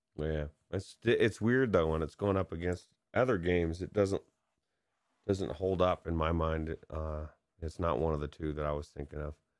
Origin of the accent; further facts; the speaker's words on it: San Dimas, California, United States; moved away; I grew up in San Dimas